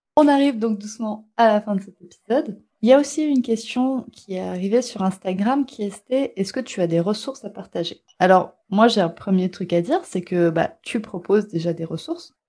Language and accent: French; France; chez nous en France